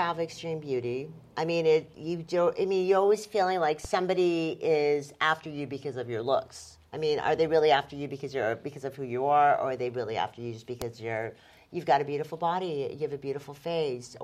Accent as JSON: {"language": "English", "town": "Beverly Hills", "region": "California", "country": "United States", "tie": "born or raised there", "said": "I grew up in Beverly Hills"}